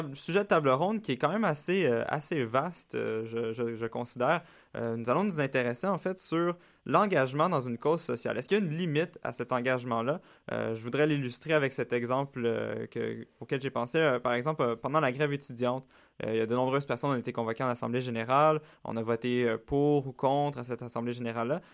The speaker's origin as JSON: {"language": "French", "region": "Quebec", "country": "Canada", "said": "ici chez nous au Québec"}